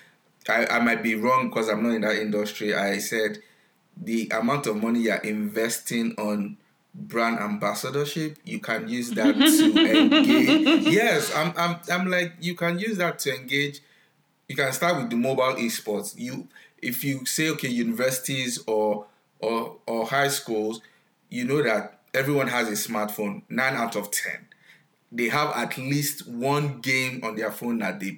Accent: Nigeria; now in United States; I grew up in Nigeria, I stay in the US now

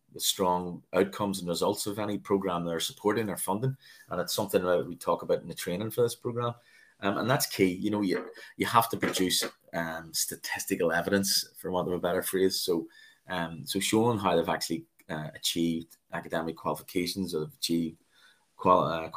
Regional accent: Belfast, Northern Ireland, United Kingdom; I was born in Belfast in Northern Ireland, north of Ireland. I grew up in what was termed as the Troubles here

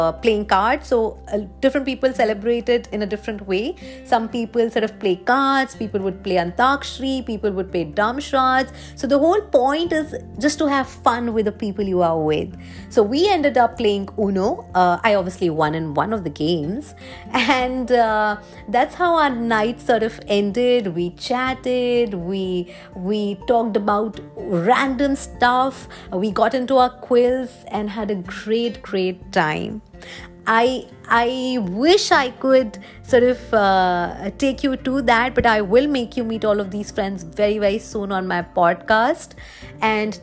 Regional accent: India; moved away as an adult; now in Dublin, Ireland; I'm away from my family, I'm away from India, and I'm here in Dublin.

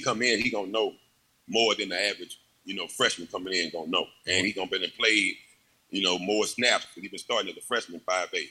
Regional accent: Baton Rouge, Louisiana, United States; moved away as an adult; also born or lived in Green Bay; I wanted to always come back to Baton Rouge where I grew up

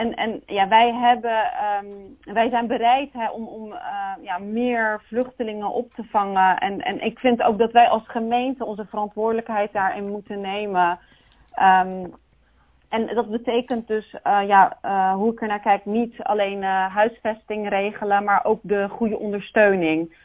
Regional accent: Rotterdam, South Holland, Netherlands; now in Capelle aan den IJssel, Netherlands; Ik ben geboren en opgegroeid in Rotterdam

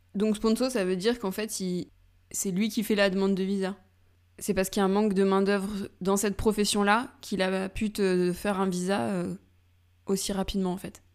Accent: France; moved away as an adult; also born or lived in Spain / Hamburg, Germany; now in Lisbon, Portugal; en tant que Française

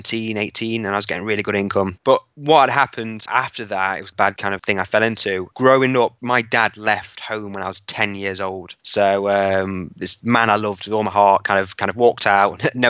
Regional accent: Hucknall, East Midlands, United Kingdom; so I'm from Nottingham in the East Midlands, from a town called Hucknall. So I grew up fairly average

